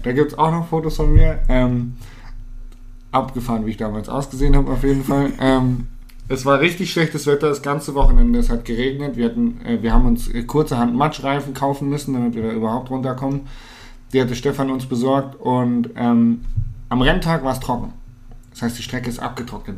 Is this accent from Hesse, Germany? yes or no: no; Hanover, Lower Saxony, Germany; moved away; Ich komme aus Hannover oder ich habe zu dem Zeitpunkt in Hannover gelebt